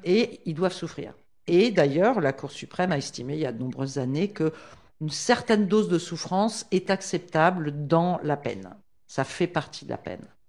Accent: France; Je suis française, mariée à un condamné à mort, euh, au Texas, aux États-Unis

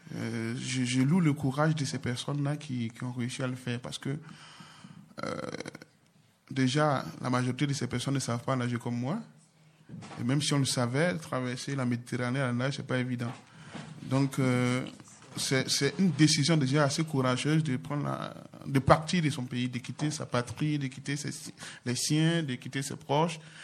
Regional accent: Côte d’Ivoire; moved away as an adult; now in France; mon pays d'origine, la Côte d'Ivoire

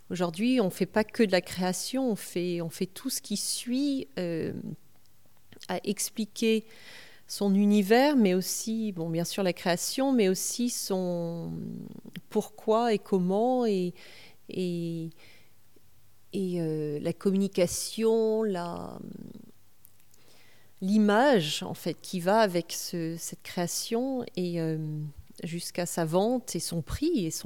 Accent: California, United States; quand j'étais jeune et que j'ai grandi aux États-Unis, donc à 14 ans, j'étais en Californie

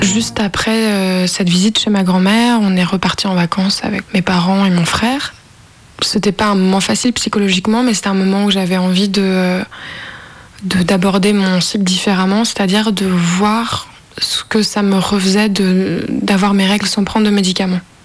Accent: Lyon, Auvergne-Rhône-Alpes, France; now in Nanterre, France; j'ai 24 euh, ans, je viens de Lyon, mais maintenant j'habite euh, en région parisienne à Nanterre

